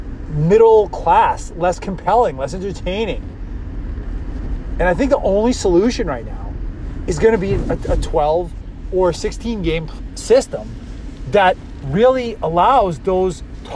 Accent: New England, United States; I've always been an NFL fan growing up in New England

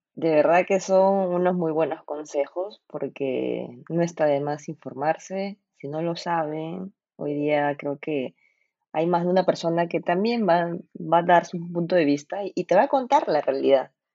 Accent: Peru; somos todos los peruanos

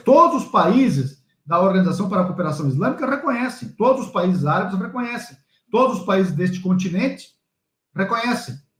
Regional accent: Toledo, Paraná, Brazil; na velha e boa Toledo, onde eu nasci

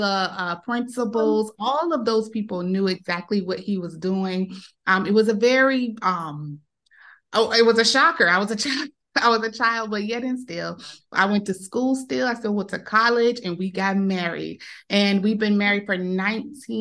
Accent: Savannah, Georgia, United States; I'm from Savannah, Georgia. It's like on the coast of Georgia.

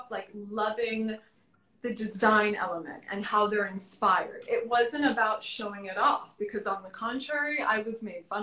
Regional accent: Florida, United States; When I lived, when I grew up in Florida, we never went to Miami

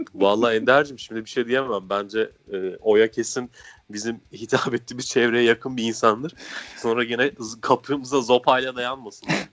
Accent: Niğde, Turkey; moved away; ben Niğdeliyim.

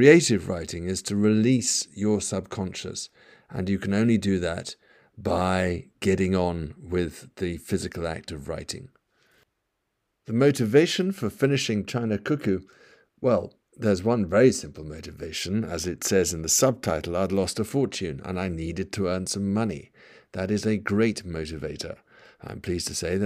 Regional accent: United Kingdom; I'm from the United Kingdom.

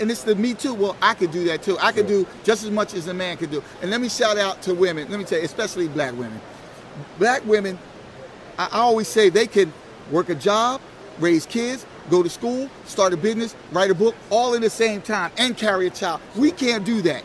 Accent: Philadelphia, Pennsylvania, United States; I'm from Philadelphia

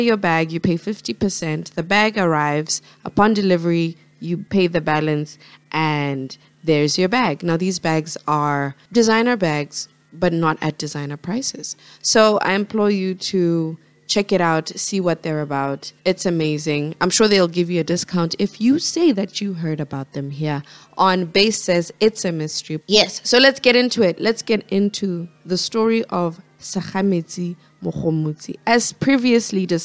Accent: Botswana; Botswana, my home country, where I'm from

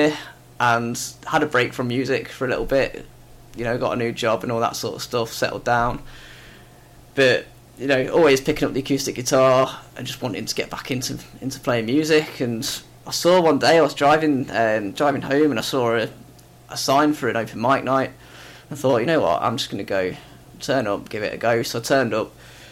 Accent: Leicester, East Midlands, United Kingdom; moved away as an adult; now in Warrington, United Kingdom; originally I'm from Leicester. I moved to Warrington about 9 years ago.

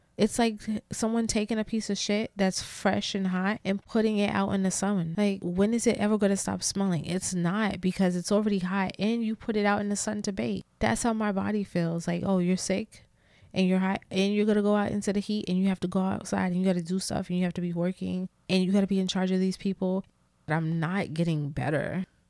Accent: New York City, New York, United States; I'm such a New Yorker, like, a city girl, New Yorker

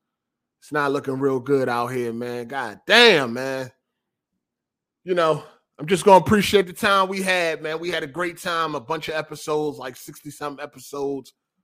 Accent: Chicago, Illinois, United States; I'm from Chicago. Like, this shit ain't about nothing.

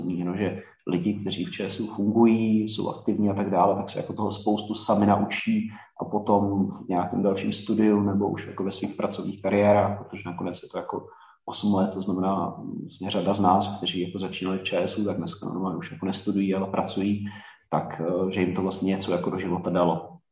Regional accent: Děčín, Ústí nad Labem Region, Czechia; já jsem chodil na Gimple do Děčína

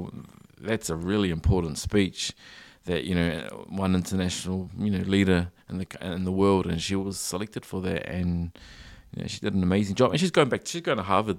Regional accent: New Zealand; I wish we could see more New Zealand made children's content as well, because I grew up on it.

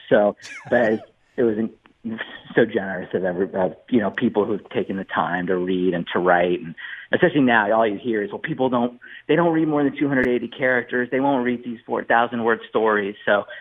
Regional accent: San Diego, California, United States; I'm from San Diego

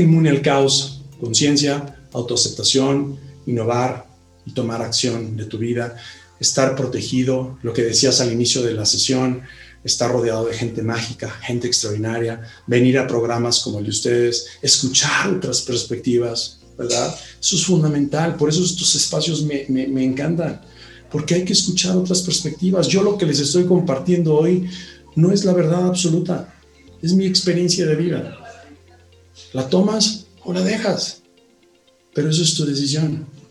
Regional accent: Mexico; los 120 millones de personas que vivimos en él

